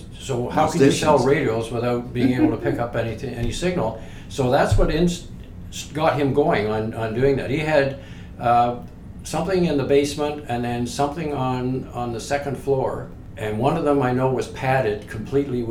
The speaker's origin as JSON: {"language": "English", "town": "Toronto", "region": "Ontario", "country": "Canada", "tie": "born or raised there", "moved": "as an adult", "said": "I'm from the West End of Toronto"}